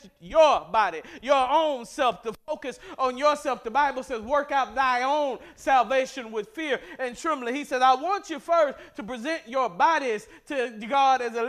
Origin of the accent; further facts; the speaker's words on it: Mississippi, United States; I grew up in Mississippi